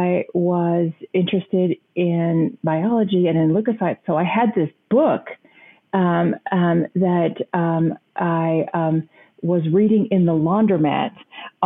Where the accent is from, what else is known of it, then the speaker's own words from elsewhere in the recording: the panhandle of Texas, United States; now in St. Louis, United States; I grew up on a farm in the panhandle of Texas, actually a plant farm